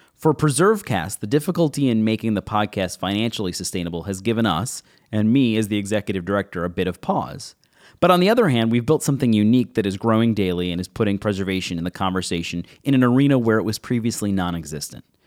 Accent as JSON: {"language": "English", "town": "Buffalo", "region": "New York", "country": "United States", "tie": "born or raised there", "said": "Growing up in Buffalo, New York"}